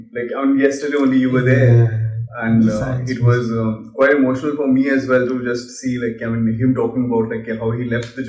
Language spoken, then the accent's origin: English; Kolkata, West Bengal, India; now in Delhi, India; I was in Calcutta. So I came from Calcutta to Delhi.